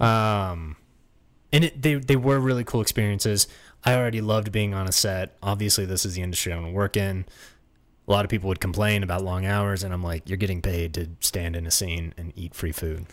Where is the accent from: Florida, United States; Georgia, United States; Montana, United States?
Florida, United States; moved away as an adult; now in Los Angeles, United States; we grew up in Florida